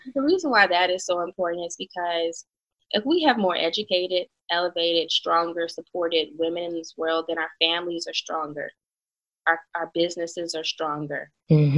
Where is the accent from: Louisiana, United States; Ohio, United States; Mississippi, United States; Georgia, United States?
Louisiana, United States; Baton Rouge; also born or lived in Atlanta; being from Baton Rouge